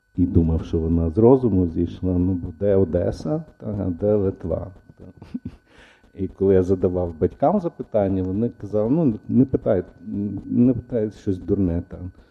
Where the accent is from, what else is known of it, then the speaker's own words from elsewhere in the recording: Ivano-Frankivsk, Ivano-Frankivsk Oblast, Ukraine; also born or lived in Odesa; я народився в Одесі, хоча я виріс в Франківську, я народився в Одесі.